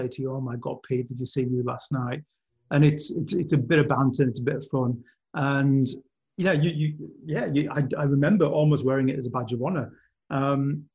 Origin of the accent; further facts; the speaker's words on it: West Cumbria, North West England, United Kingdom; now in Australia; I was raised in West Cumbria, which is pretty working class industrial corner of the world